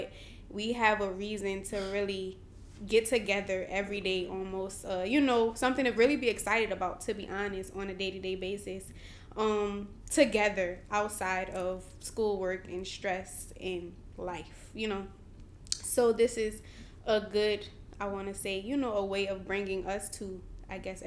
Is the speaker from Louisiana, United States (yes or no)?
yes; New Orleans, Louisiana, United States; I'm from New Orleans, Louisiana.